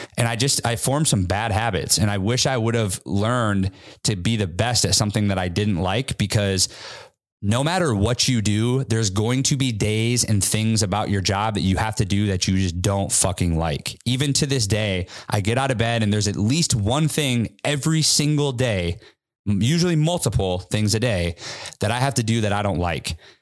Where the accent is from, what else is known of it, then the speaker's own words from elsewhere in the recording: Midwest, United States; now in Seattle, United States; I went back to my hometown, more of a Midwest affordable market.